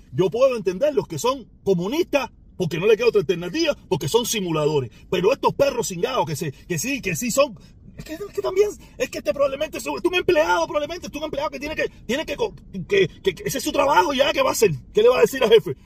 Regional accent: Cuba; now in Miami, United States

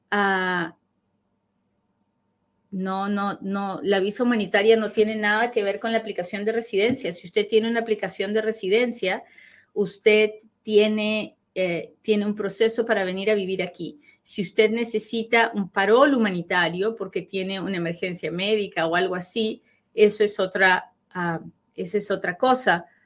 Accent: Monterrey, Nuevo León, Mexico; Tenemos 22 años casados, yo tampoco soy ciudadana, soy de Monterrey.

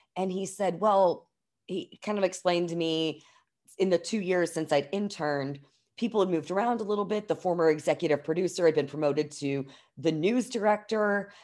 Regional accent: New Albany, Indiana, United States; I grew up in New Albany, Indiana, like, just outside of Louisville, Kentucky, So, I am pretty much a born and raised Hoosier

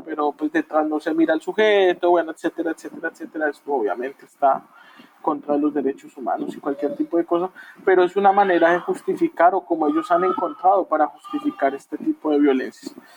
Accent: Bogotá, Colombia; viví, crecí en Bogotá

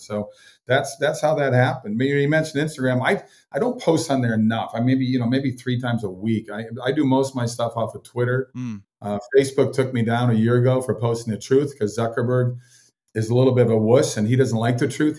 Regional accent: Minnesota, United States; I grew up in Minnesota, so I grew up in that ultra cold, cold weather

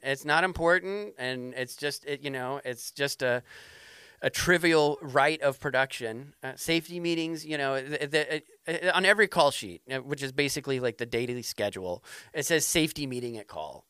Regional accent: Denver, Colorado, United States; now in New Hampshire, United States; I grew up in Denver

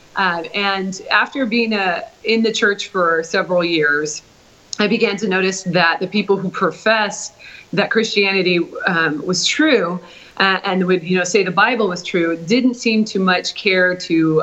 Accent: Portland, Oregon, United States; moved away; also born or lived in Oklahoma; Originally, I'm from Portland, Oregon.

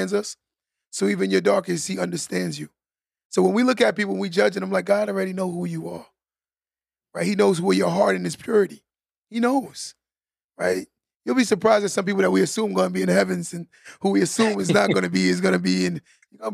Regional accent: New York, United States; I'm from New York

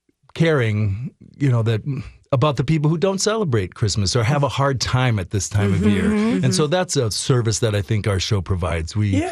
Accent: Mankato, Minnesota, United States; also born or lived in Hawaii; Well, I grew up in Mankato, Minnesota.

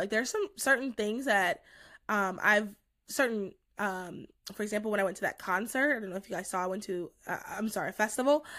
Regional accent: North Carolina, United States; moved away as an adult; also born or lived in New Jersey; I'm from North Carolina

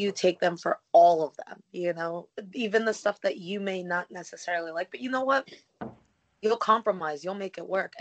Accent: New Jersey, United States; moved away; I'm actually a Jersey girl

